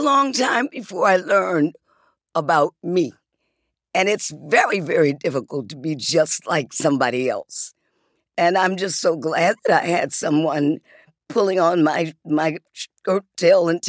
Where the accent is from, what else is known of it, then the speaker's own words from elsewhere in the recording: Detroit, Michigan, United States; also born or lived in Muskegon, Michigan; when we got to Detroit, we hadn't gotten to the area where we eventually wound up with me across the street from, across the alley from …